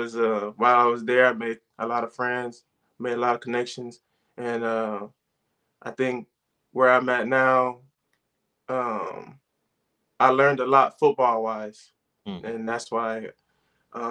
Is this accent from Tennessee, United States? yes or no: no; Los Angeles, California, United States; moved away as an adult; also born or lived in Hawthorne, California / Palmdale, California / Nebraska; I'm from Los Angeles, California. I went to three different high schools